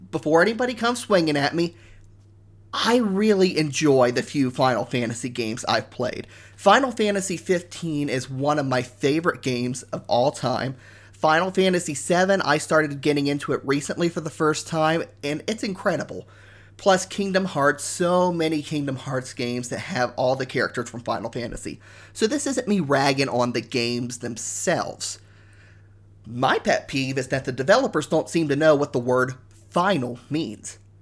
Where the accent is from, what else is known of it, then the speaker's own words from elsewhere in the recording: Ohio, United States; moved away as an adult; now in Canada; I grew up in Ohio. I moved to Canada about three and a half years ago